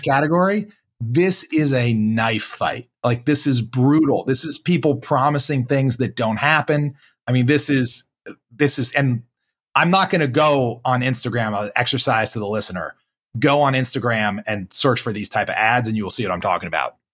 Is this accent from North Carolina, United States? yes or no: yes; Charlotte, North Carolina, United States; I'm white guy from Charlotte, North Carolina